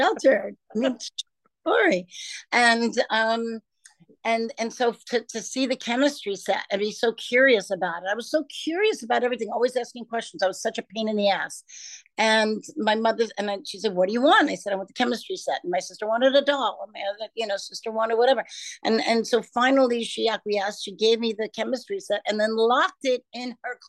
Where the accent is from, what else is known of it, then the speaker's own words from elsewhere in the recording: New York City, New York, United States; I grew up in Brooklyn, New York